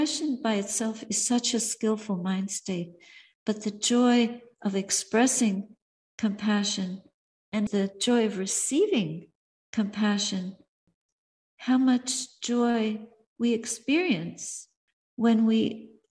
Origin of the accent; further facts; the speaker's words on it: Montreal, Quebec, Canada; my hometown, Montreal